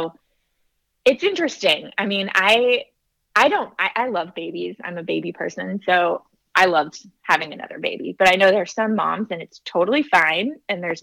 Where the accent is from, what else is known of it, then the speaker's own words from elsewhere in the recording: California, United States; also born or lived in South Carolina; now in Nashville, United States; we live in Nashville, Tennessee. So I'm from California originally